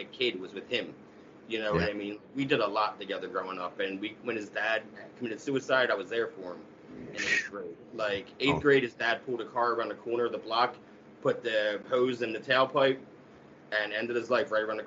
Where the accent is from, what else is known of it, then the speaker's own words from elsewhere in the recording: Camden, New Jersey, United States; I grew up right outside of Camden, New Jersey.